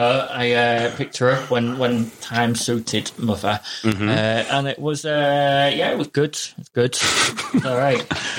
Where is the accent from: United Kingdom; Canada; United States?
United Kingdom; England; we're English